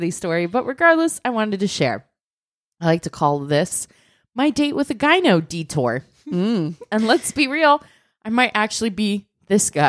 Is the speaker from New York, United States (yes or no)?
no; Michigan, United States; I was leaving for Cincinnati, Ohio in the fall, and I'm from Michigan.